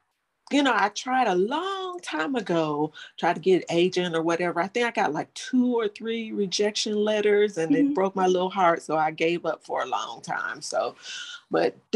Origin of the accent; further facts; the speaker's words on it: Cleveland, Ohio, United States; moved away as an adult; now in Atlanta, United States; I'm originally from Cleveland, Ohio, but I live in Atlanta